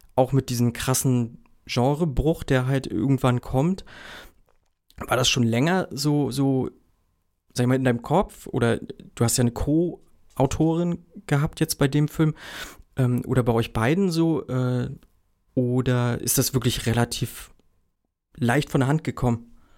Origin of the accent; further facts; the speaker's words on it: Mecklenburg-Vorpommern, Germany; Ich komme ja aus Mecklenburg-Vorpommern